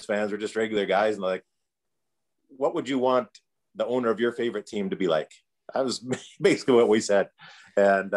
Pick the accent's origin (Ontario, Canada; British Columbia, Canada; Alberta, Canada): Alberta, Canada; Calgary; also born or lived in Edmonton, Alberta; technically I was born there, but I came to Calgary when I was 3 months old. It does not count. I'm a Calgarian.